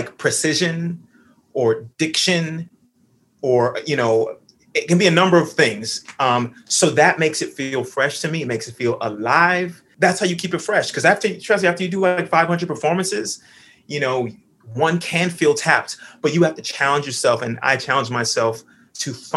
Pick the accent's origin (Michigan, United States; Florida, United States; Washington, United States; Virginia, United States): Florida, United States; Miami; I grew up in Miami, Florida, singing in church